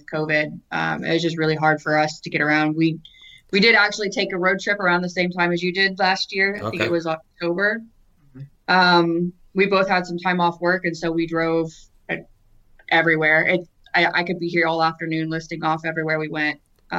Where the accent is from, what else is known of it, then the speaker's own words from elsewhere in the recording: Great Smoky Mountains, United States; I grew up in the Smokies. I loved them.